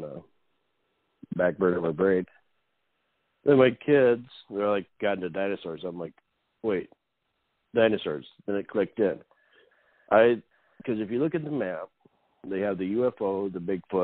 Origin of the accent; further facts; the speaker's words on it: Northeast South Dakota, United States; I'm from Northeast South Dakota